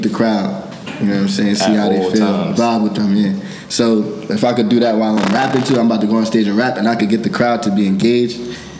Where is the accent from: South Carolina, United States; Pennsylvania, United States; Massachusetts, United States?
Pennsylvania, United States; Brownsville; also born or lived in Bronx, New York; From Brownsville, Pennsylvania